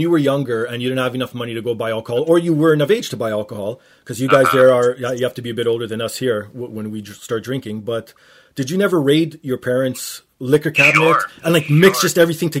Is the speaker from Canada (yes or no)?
yes; Canada; I'm Canadian?